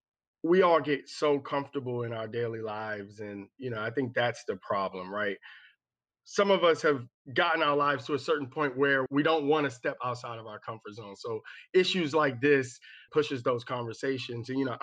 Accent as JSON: {"language": "English", "region": "Maryland", "country": "United States", "tie": "born or raised there", "said": "I grew up in Prince George's County, which is a predominantly Black county outside of Washington, D.C."}